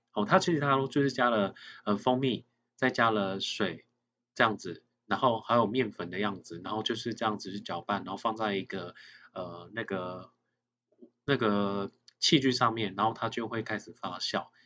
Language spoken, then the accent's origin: Chinese; Nantou County, Taiwan; 因为我像我自己本身的话是南投乡下长大的孩子